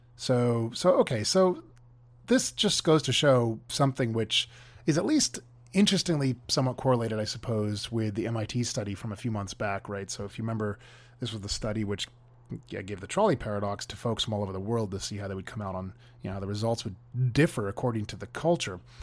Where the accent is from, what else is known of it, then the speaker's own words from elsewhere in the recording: California, United States; here in my home state of California